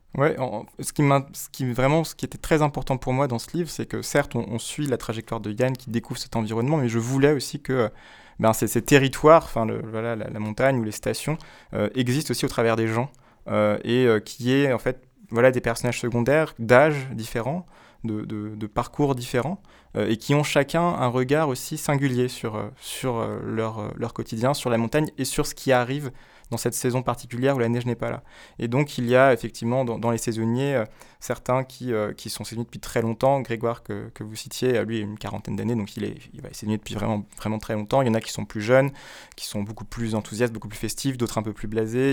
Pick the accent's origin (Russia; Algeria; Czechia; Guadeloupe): Guadeloupe; moved away as an adult; j'ai grandi en Guadeloupe